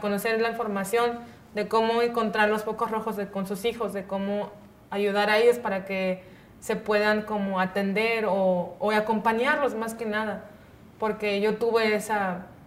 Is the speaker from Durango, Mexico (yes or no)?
no; Punta Chueca, Sonora, Mexico; se llama mi pueblo Punta Chueca